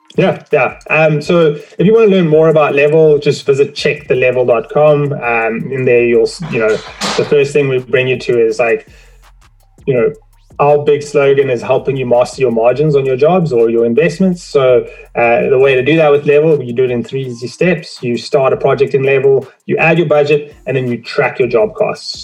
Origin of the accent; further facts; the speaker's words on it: South Africa; now in Toronto, Canada; I'm originally from South Africa uh, immigrated to Canada, Toronto